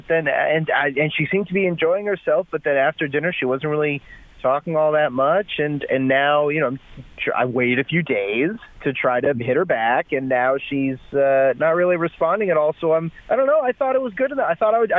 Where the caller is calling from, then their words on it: Englewood, United States; I'm calling from Englewood.